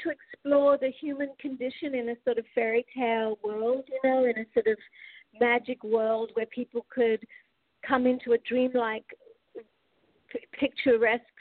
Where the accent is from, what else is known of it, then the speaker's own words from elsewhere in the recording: Australia; now in United States; from Australia. I've been here in America a long time though, since like '86 or something.